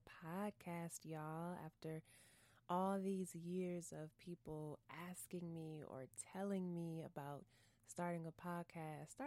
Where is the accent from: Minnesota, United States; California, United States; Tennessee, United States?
Minnesota, United States; St. Paul; moved away as an adult; also born or lived in Texas / Washington, D.C.; I was born and raised in St. Paul, Minnesota